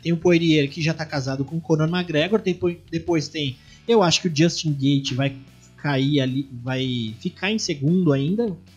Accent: Brazil; A gente, como brasileiro

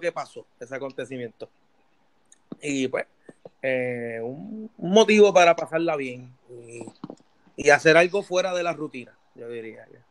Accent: Puerto Rico; now in United States; desde mi perspectiva como puertorriqueño

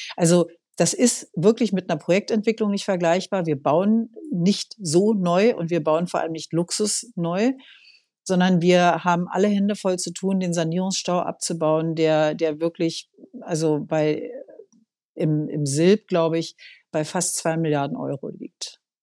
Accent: Berlin, Germany; ich bin in Berlin geboren, also äh, bin hier aufgewachsen, immer schon in dieser Stadt

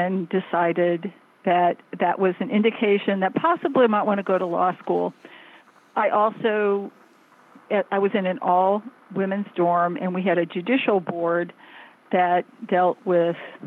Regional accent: Fort Wayne, Indiana, United States; moved away as an adult; also born or lived in Illinois; now in Washington, D.C., United States; I grew up in the Great Midwest, partly in Illinois in small towns, and then in Fort Wayne, Indiana

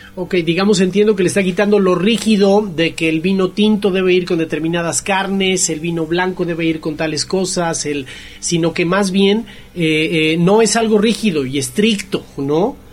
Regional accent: Mexico; como mexicano

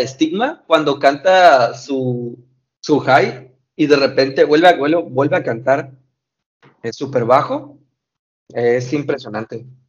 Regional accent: Mexico; soy de México

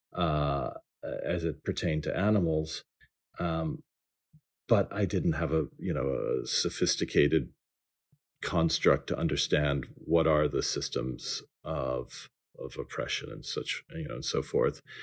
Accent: New Orleans, Louisiana, United States; moved away; I grew up in New Orleans

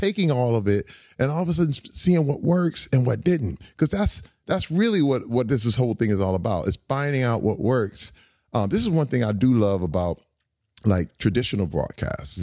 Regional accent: Flint, Michigan, United States; moved away; I grew up in Flint, Michigan

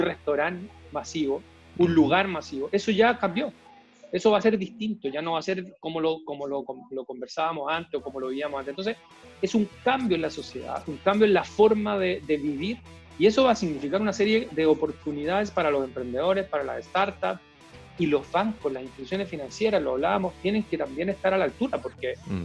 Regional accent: Chile; aquí en Chile

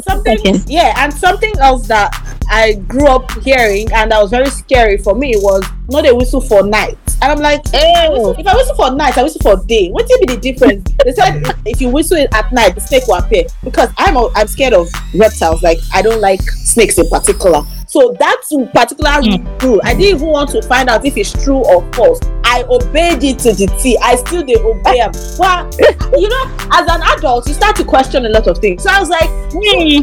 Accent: Lagos, Nigeria; I grew up in Lagos

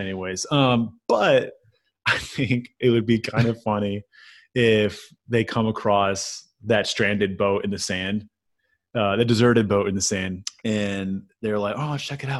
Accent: Chicagoland area, Illinois, United States; moved away as an adult; also born or lived in Peoria, Illinois; now in Memphis, United States; I'm from the Chicagoland area, the southwest suburbs.

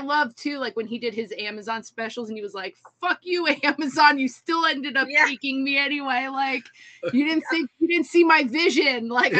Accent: New Jersey, United States; now in Florida, United States; When we were growing up in New Jersey, we lived by a lot of Filipinos

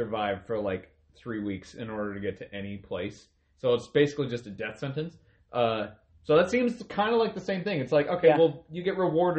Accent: United States; me, being as American

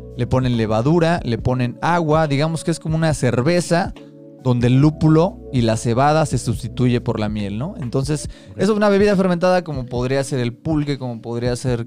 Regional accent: Mexico City, Mexico; Somos tres amigos chilangos

